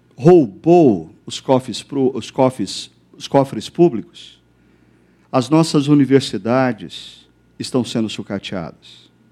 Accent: Brazil; nós brasileiros

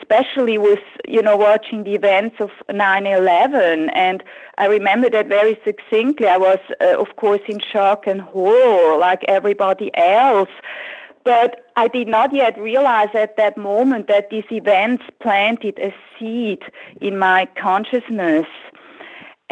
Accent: the German-speaking part, German-speaking Switzerland, Switzerland; English is a second language; moved away as an adult; now in San Francisco Bay Area, United States; growing up in Switzerland

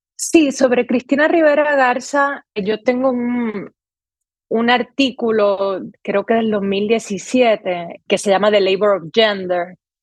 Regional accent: San Juan, Puerto Rico; moved away as an adult; now in New York, United States; yo soy Puerto Rico, específicamente de Río Piedras

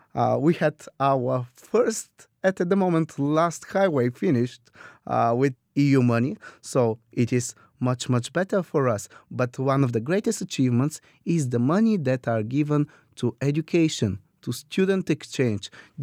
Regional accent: Bulgaria; Some would say that we are the Scottish on the Balkans.

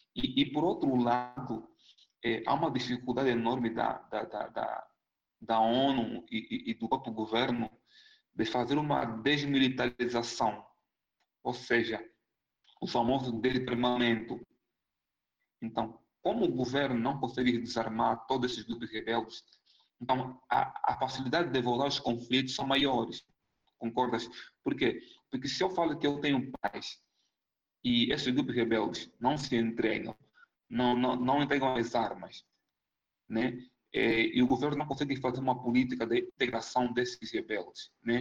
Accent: Angola; moved away as an adult; also born or lived in São Paulo, Brazil; now in Minas Gerais, Brazil; eu sou angolano, né? Vim da Angola em 2011 para o Brasil

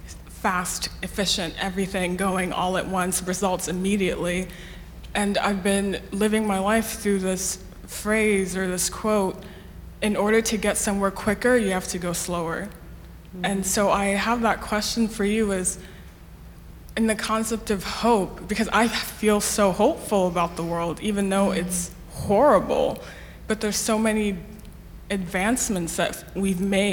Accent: Nigeria; now in Houston, United States; So I'm a Nigerian person. I've immigrated here

